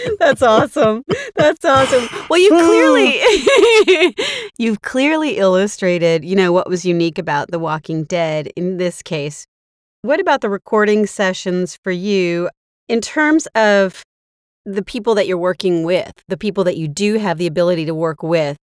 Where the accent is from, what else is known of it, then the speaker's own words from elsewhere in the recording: the Bay Area, California, United States; also born or lived in Marin County; I grew up in the Bay Area